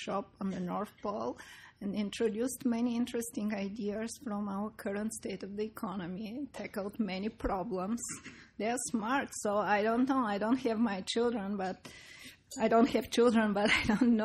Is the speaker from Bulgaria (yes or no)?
yes; Bulgaria; moved away; I come from Bulgaria, which was a communist country